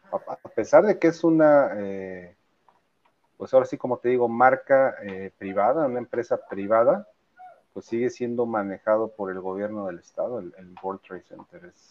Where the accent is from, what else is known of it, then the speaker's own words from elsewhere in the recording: Poza Rica, Veracruz, Mexico; now in Coatepec, Mexico; bueno, yo, ya soy más de Coatepec.